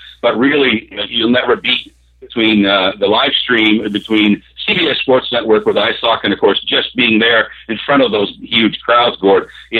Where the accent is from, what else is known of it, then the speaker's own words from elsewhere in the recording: Northeast Kingdom of Vermont, United States; I was fortunate enough to grow up with Lincoln's parents. He's from my hometown up in the Northeast Kingdom of Vermont